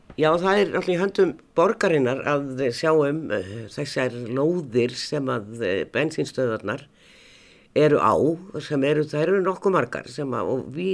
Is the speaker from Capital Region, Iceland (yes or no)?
yes; Reykjavík, Capital Region, Iceland; ég er nú uppalinn hérna upp á Hamel